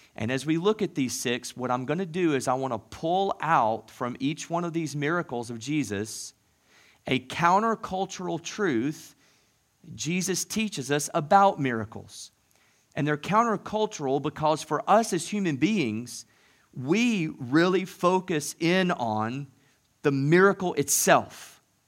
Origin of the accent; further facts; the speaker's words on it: the South, United States; moved away; growing up in the South